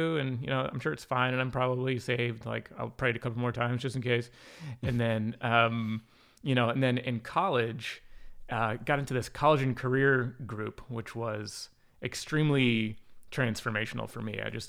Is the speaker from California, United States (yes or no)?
no; New York, United States; also born or lived in Virginia; I grew up in upstate New York. I was born in Virginia and then moved here in 1990.